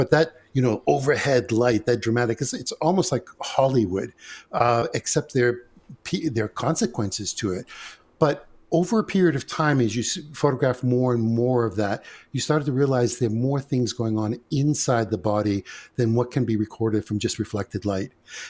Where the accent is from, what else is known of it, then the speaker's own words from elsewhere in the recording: Greece; now in United States; We came from Greece. My mother's from the base of Mount Olympus. My father is from the northern Macedonian mountains. And basically what happened is we came via Ellis Island to the United States.